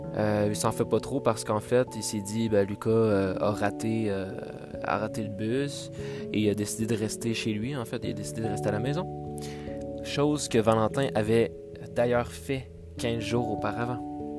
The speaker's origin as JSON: {"language": "French", "region": "Quebec", "country": "Canada", "said": "en tant que Québécois"}